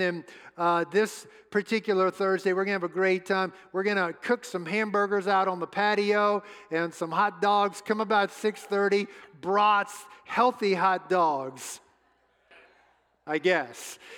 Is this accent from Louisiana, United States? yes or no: yes; New Orleans, Louisiana, United States; moved away; Suzette and I grew up in New Orleans, home of the New Orleans Saints